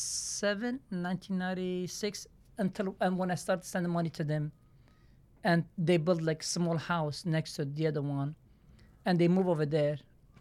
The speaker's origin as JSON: {"language": "English", "country": "Turkey", "tie": "born or raised there", "second_language": "English", "said": "You know, Turkey, so like, we are 18 brothers, sister."}